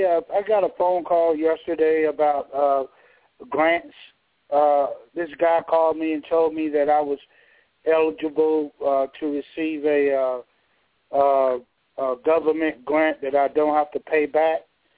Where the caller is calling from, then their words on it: Georgia, United States; I'm calling from Georgia.